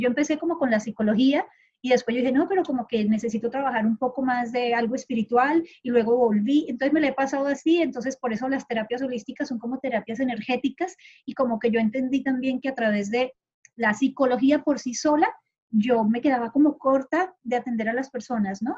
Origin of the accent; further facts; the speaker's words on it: Colombia; also born or lived in Honduras; now in Panama; salí hace mucho rato de Colombia, yo soy de Colombia